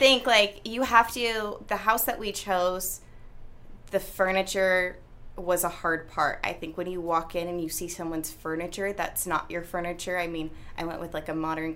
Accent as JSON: {"language": "English", "town": "Vacaville", "region": "California", "country": "United States", "said": "I'm from Vacaville"}